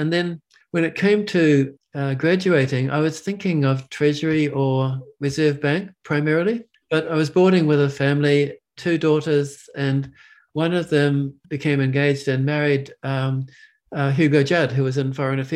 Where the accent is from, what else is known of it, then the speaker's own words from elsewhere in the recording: Hamilton, Waikato, New Zealand; moved away as an adult; also born or lived in Invercargill; I grew up in the Waikato in Hamilton